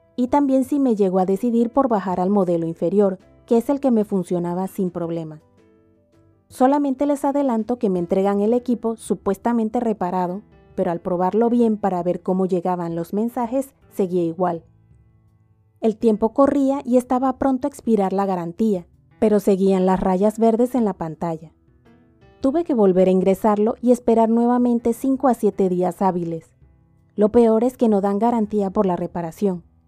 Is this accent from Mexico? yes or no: no; Panama; mi país, que es Panamá